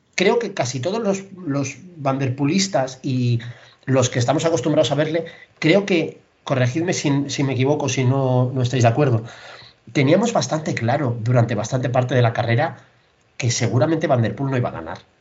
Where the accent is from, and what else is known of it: Spain